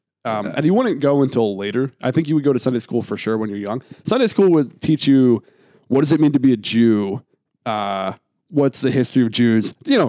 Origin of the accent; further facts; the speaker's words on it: Pennsylvania, United States; Outside of Philly